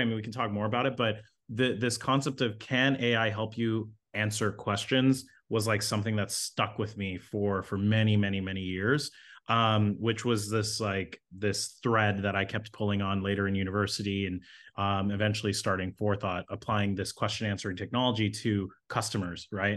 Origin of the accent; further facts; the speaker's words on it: Toronto, Ontario, Canada; I grew up in Toronto, so grew up in the inner city.